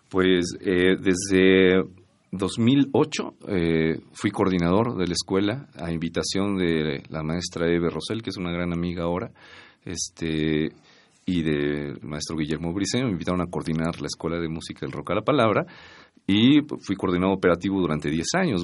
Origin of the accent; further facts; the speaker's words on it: Atlacomulco, State of Mexico, Mexico; also born or lived in Toluca, State of Mexico; yo nací en Atlacomulco, bueno, propiamente en Toluca, Estado de México, pero mis papás eran de Atlacomulco, entonces eh, yo me considero de Atlacomulco, Estado de México